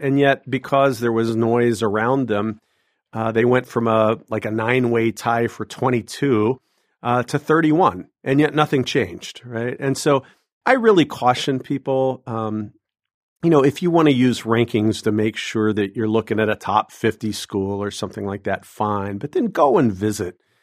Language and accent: English; Southwest Ohio, United States; moved away as an adult; also born or lived in Massachusetts; now in Illinois, United States; I'm an Ohio boy. Uh, I grew up in Southwest Ohio